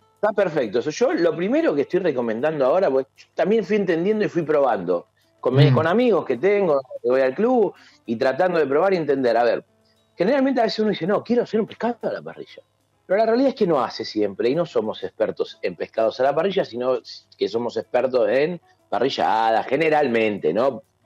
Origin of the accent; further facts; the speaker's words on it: Argentina; somos argentinos